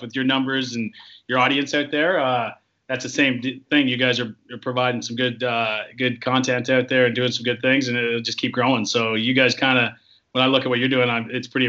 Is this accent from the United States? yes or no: no; Toronto, Ontario, Canada; we're from Toronto